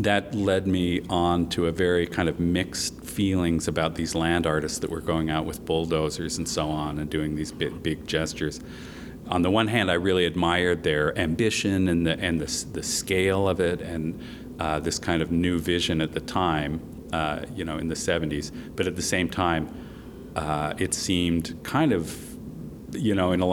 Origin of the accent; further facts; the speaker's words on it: Salt Lake City, Utah, United States; I am originally from Salt Lake City, Utah, so I am very familiar with the West. And I grew up in the Wasatch Mountains outside of Salt Lake